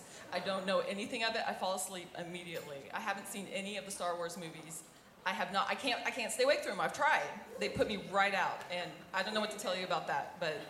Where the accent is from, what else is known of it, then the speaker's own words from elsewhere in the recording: Arkansas, United States; moved away as an adult; also born or lived in Texas; I'm originally from Arkansas. I went to college in Texas. I don't know what that means, what that makes me. I am a Southern Baptist preacher's kid